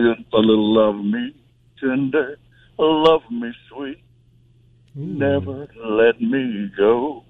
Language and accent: English; Asheville, North Carolina, United States; I've been here all my life